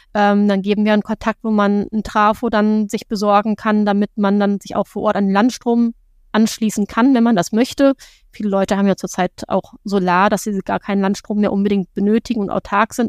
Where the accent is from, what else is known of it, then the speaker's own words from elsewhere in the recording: Germany; bei uns in Deutschland